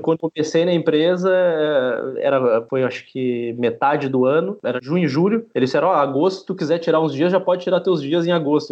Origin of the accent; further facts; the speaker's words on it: Brazil; moved away as an adult; now in Spain; eu sou brasileiro, com cidadania, nunca residi na Itália